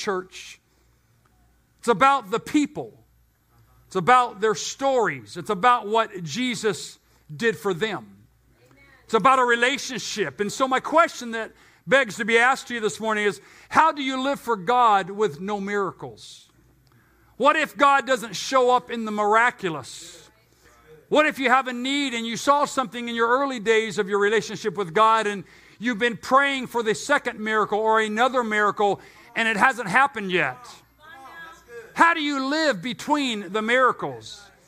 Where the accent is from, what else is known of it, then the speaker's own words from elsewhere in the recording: United States; also born or lived in Temecula Valley, California; since I live in the United States and I am an American and I attend the American church